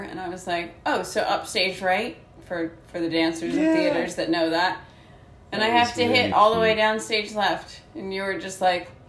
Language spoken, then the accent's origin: English; United States; As an American